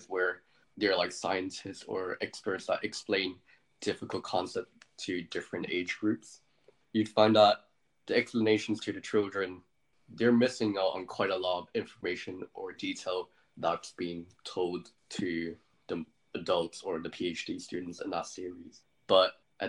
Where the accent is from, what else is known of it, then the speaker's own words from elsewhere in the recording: Hong Kong; first language English; moved away as an adult; now in United Kingdom; my first language was English, but I grew up in Hong Kong.